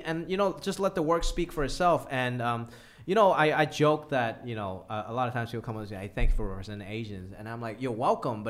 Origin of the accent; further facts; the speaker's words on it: Hong Kong; now in United States; I grew up in Hong Kong.